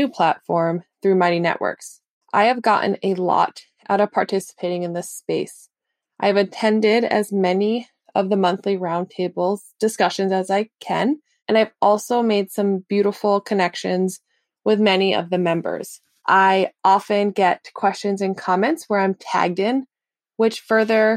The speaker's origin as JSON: {"language": "English", "region": "Massachusetts", "country": "United States", "said": "I am from Massachusetts in USA."}